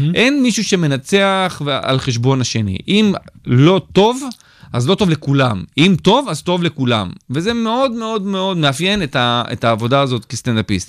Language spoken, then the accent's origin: Hebrew; Israel; אני סטנדאפיסט ישראלי שעושה באנגלית